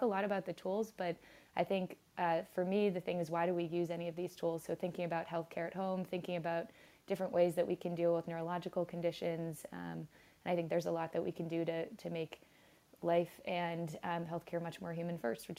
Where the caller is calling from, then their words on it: San Francisco, California, United States; So today I am calling from Brooklyn, but normally I live in San Francisco.